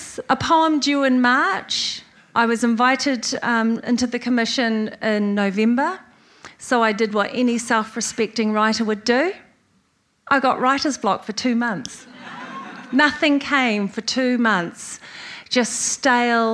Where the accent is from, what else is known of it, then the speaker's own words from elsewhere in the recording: New Zealand; as a New Zealander, as a Pacifica person